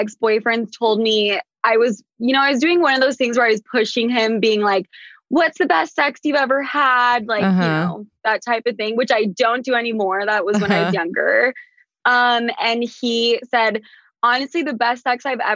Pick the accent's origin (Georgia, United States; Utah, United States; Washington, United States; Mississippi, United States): Utah, United States; Salt Lake City; moved away as an adult; also born or lived in New York; I'm from Salt Lake City, Utah. I was based in New York for the last, 3 to 4 years. But right now I'm back home